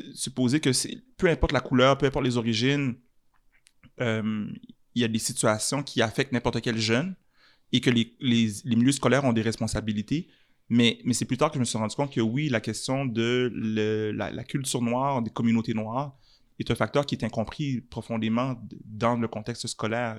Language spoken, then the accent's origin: French; Montreal, Quebec, Canada; Je suis un Montréalais, mhm. je suis un Canadien